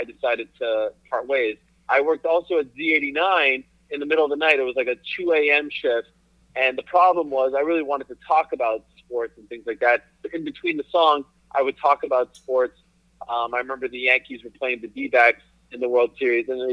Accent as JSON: {"language": "English", "town": "Montreal", "region": "Quebec", "country": "Canada", "tie": "born or raised there", "also_born_or_lived": "Syracuse", "moved": "as an adult", "said": "Growing up in Montreal, where I grew up"}